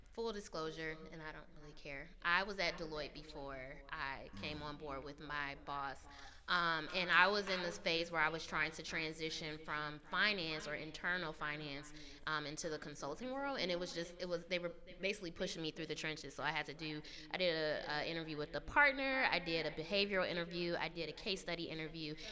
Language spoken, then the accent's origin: English; Detroit, Michigan, United States; moved away as an adult; also born or lived in Washington, D.C.; now in New York, United States; I'm originally from Detroit, Michigan